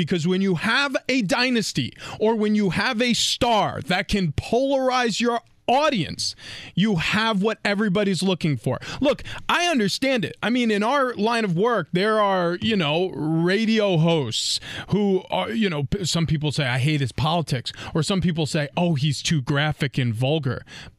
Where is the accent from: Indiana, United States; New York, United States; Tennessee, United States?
New York, United States; And then, when I played for New England, I felt it. I grew up in New York.